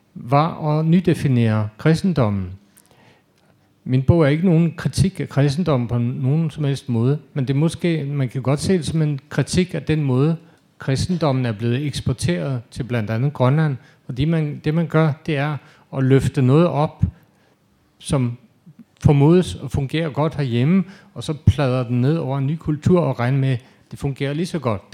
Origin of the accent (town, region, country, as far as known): Denmark; also born or lived in Norway